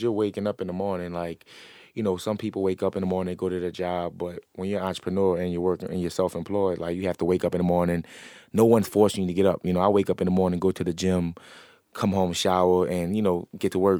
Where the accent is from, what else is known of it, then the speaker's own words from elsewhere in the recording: New Orleans, Louisiana, United States; I'm an entrepreneur from New Orleans.